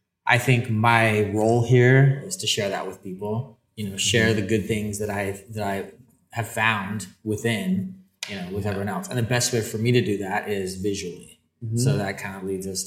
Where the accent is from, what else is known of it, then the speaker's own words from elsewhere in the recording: Salt Lake City, Utah, United States; I am from Salt Lake City, Utah